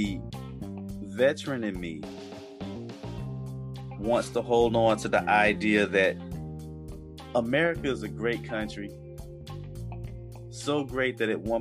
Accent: New Jersey, United States; I was born in Jersey

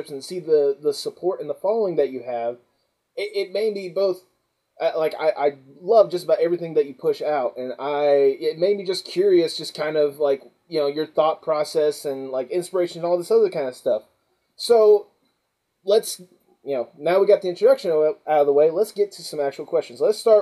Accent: the South, United States; I grew up in the South myself

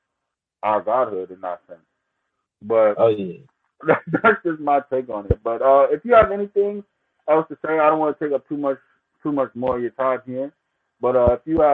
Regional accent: Jamaica; I'm Jamaican myself

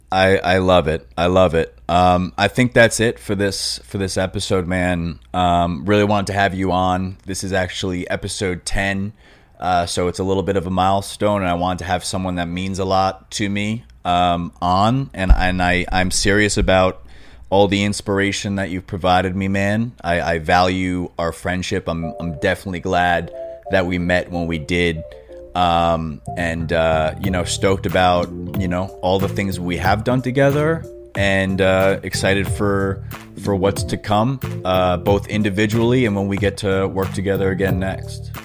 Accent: Long Island, New York, United States; moved away as an adult; now in Los Angeles, United States; when I was growing up on Long Island

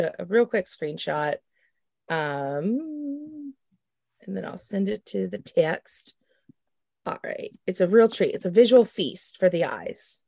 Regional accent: Oklahoma, United States; I'm from Oklahoma, born and raised, the great state, Oklahoma

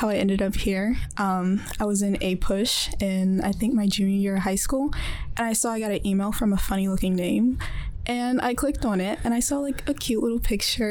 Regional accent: Spotsylvania, Virginia, United States; also born or lived in Japan; where I grew up in Spotsylvania, it was up north, but it did have a lot of history to it.

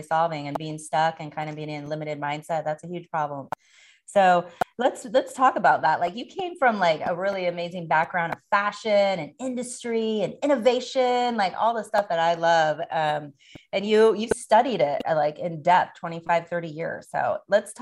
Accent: Oregon, United States; I'm from Oregon too. I'm a native

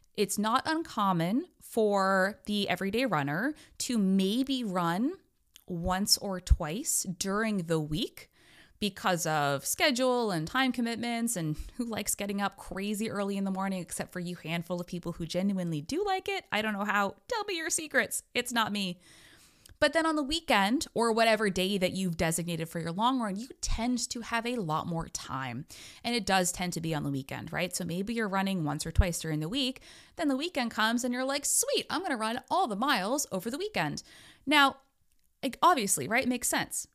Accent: United States; I'm an American

